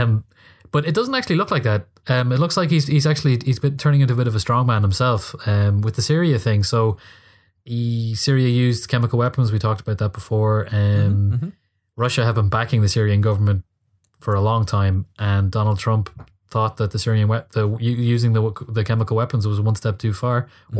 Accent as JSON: {"language": "English", "country": "Ireland", "said": "I'm an Irish guy in Dublin"}